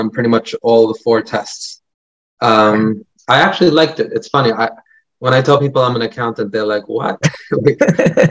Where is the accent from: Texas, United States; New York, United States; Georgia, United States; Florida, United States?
New York, United States; New York City; I grew up in Brooklyn. I grew up in Flatbush